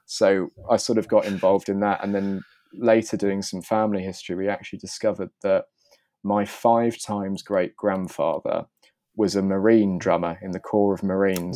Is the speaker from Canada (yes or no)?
no; Bath, South West England, United Kingdom; I grew up just outside of Bath